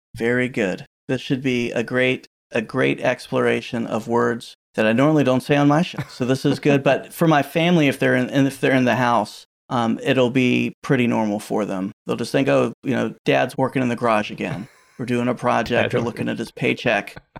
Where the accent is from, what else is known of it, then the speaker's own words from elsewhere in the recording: Virginia, United States; I've born and raised in Virginia